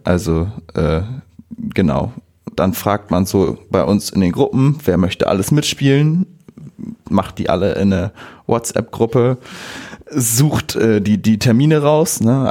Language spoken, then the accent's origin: German; Bockhorn, Lower Saxony, Germany; ich bin 22 Jahre alt, ich komme aus Bockhorn